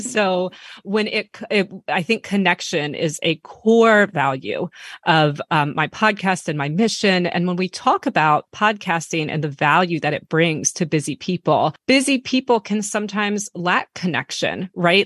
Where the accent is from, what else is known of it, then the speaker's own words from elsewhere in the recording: United States; I'm American